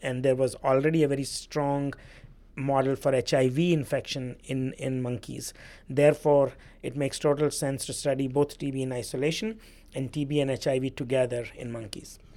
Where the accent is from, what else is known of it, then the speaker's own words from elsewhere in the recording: India; now in Louisiana, United States; I grew up in India, which is probably the country in the world that carries the biggest burden of T B.